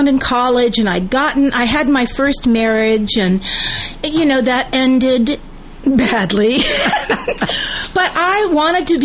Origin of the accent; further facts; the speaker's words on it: San Francisco, California, United States; born in San Francisco, lived the first half of my life in Northern California